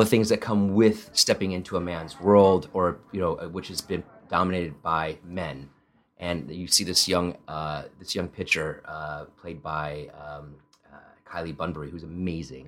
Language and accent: English; Midwest, United States; first language Italian; English is a second language; also born or lived in Spain / Italy; I grew up in the Midwest